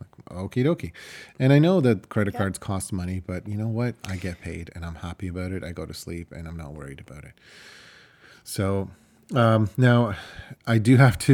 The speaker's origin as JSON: {"language": "English", "country": "Ukraine", "first_language": "Ukrainian", "second_language": "English", "lives_now": "Canada", "said": "My first language is Ukrainian. My second language is Russian. And, you know, there's even another couple of languages that can sneak in between before I learned how to speak English. And I mean, I can't really use it as an excuse anymore. I've been in Canada for 25 years"}